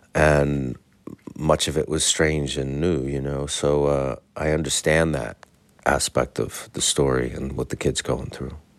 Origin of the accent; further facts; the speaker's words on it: New York, United States; as a New Yorker